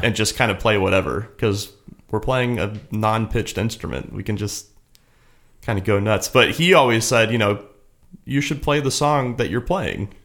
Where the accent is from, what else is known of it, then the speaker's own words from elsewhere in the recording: Kansas City, Missouri, United States; moved away as an adult; also born or lived in Cincinnati, Ohio; now in Los Angeles, United States; I'm from Kansas City, originally